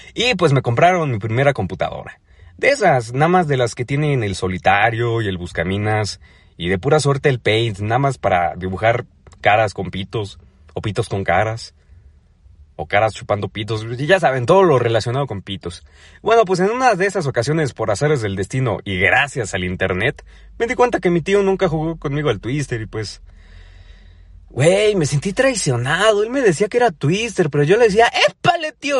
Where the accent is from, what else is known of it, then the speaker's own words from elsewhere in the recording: Ecatepec, State of Mexico, Mexico; moved away; Yo soy del Estado de México, más específicamente de Catepec